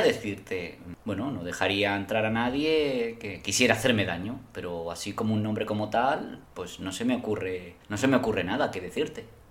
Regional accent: Spain; Yo como español

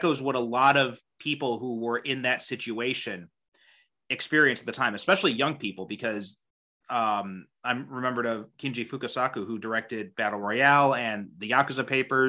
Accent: United States; I was born and raised in America

